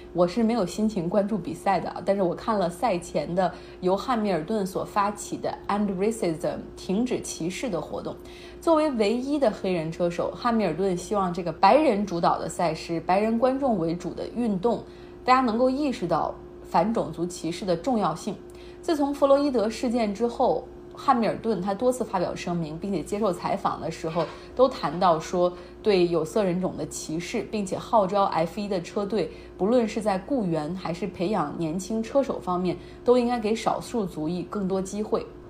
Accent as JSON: {"language": "Chinese", "country": "China", "said": "我们中国人"}